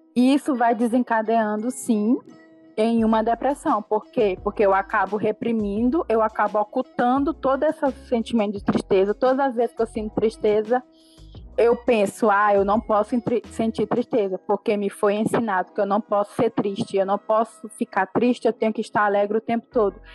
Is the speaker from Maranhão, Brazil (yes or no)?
yes; Caxias, Maranhão, Brazil; sou daqui de Caxias do Maranhão